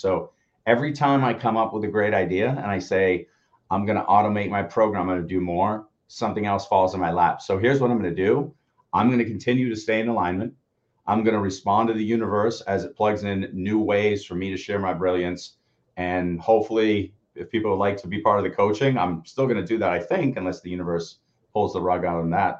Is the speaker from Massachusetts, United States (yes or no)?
yes; Peabody, Massachusetts, United States; We grew up in Peabody